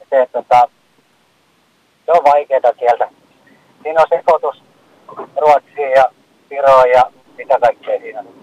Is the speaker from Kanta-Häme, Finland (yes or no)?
no; North Ostrobothnia, Finland; now in west coast, Finland; No en tiedä oikein, kun mä olen Koillismaat itse kotoisin, mutta asunut jo monta kymmentä vuotta täällä länsirannikolla